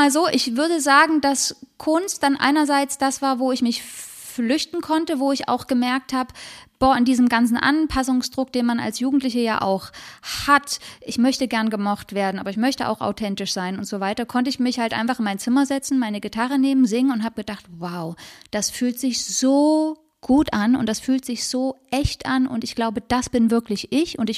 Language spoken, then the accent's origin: German; Leipzig, Saxony, Germany; born there; Ja, in Leipzig